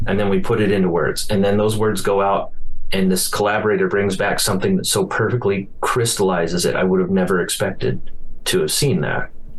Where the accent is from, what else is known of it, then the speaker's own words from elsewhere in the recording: Billings, Montana, United States; This is, might be just more of a Billings, Montana experience, like growing up in Billings.